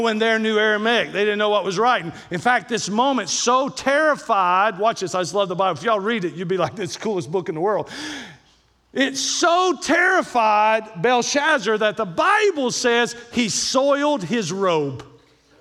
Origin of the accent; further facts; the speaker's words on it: Kentucky, United States; I'm from Kentucky